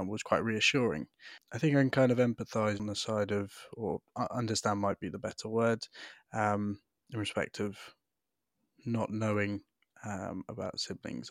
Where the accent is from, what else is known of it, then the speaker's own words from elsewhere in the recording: Devon, South West England, United Kingdom; I was adopted with my younger brother, um, into a lovely house in rural Devon